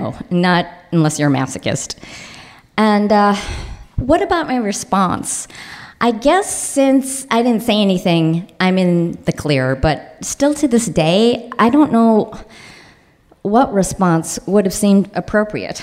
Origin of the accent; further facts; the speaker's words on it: Highland Park, Illinois, United States; I grew up in Highland Park, Illinois, an all-Jewish suburb